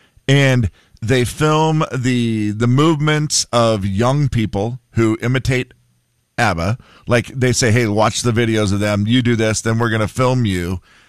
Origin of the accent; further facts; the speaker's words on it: United States; as an American, that's how we say it.